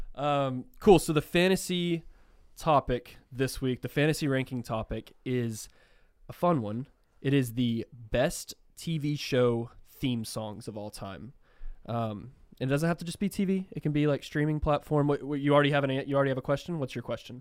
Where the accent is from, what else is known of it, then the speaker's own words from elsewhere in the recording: Texas, United States; we're from Texas